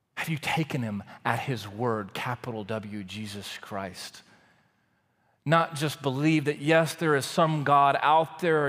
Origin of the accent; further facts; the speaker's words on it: Waco, Texas, United States; moved away as an adult; also born or lived in College Station, Texas; I grew up in Waco, Texas.